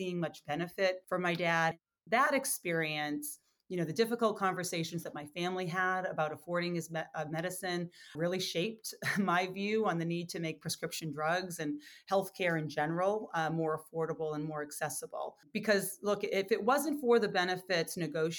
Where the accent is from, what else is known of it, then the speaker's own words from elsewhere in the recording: Lowell, Massachusetts, United States; my hometown of Lowell and those surrounding communities